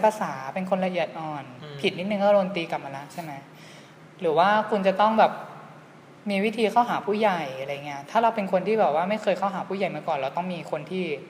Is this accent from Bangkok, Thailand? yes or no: no; Nakhon Ratchasima, Thailand; บ้านเกิดก็คืออยู่ที่โคราช